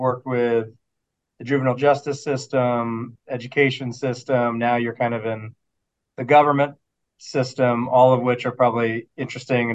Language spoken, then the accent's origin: English; Michigan, United States; I'm from Michigan